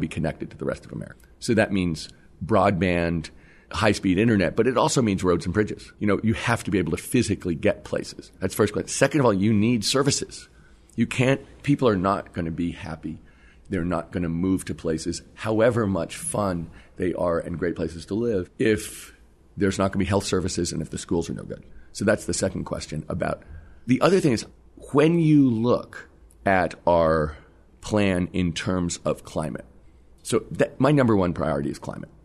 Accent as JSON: {"language": "English", "region": "California", "country": "United States", "said": "I'm from California"}